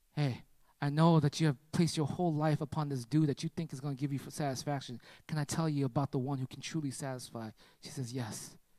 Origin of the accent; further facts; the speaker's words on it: United States; I'm from America